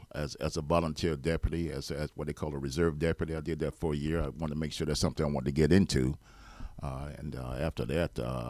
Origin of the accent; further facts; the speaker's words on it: Hobe Sound, Florida, United States; also born or lived in Stuart; Yeah, I was born in Martin County in 1954 here in Stuart. And I was reared in Hope Sound from the age of from that time on until I was 19, 20 years old.